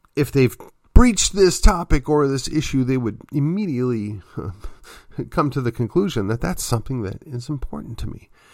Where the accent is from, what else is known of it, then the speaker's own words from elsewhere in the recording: just outside of Milwaukee, Wisconsin, United States; I come from the Midwest. I come from an area just outside of Milwaukee